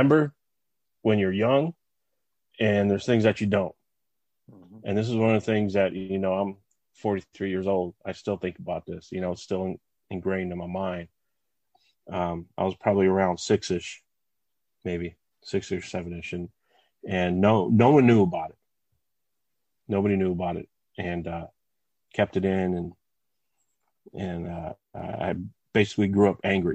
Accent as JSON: {"language": "English", "town": "West Covina", "region": "California", "country": "United States", "tie": "born or raised there", "said": "I was born and raised in West Covina, California"}